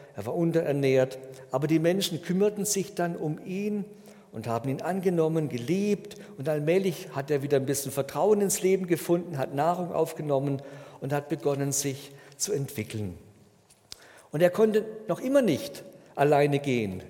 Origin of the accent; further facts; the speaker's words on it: Germany; bei uns in Deutschland